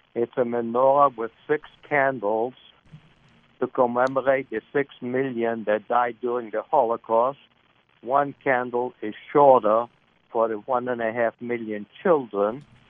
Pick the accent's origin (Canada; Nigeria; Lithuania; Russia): Lithuania; now in Virginia, United States; I was born in Lithuania in 1935